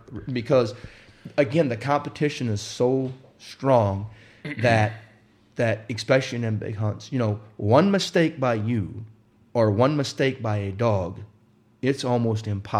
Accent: Wisconsin, United States; also born or lived in Indiana; Well, I grew up in Wisconsin, or I was born in Indiana, and we moved to Wisconsin when I was 5 years old.

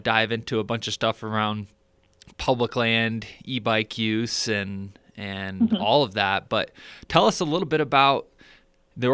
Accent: Michigan, United States; I'm originally from Michigan

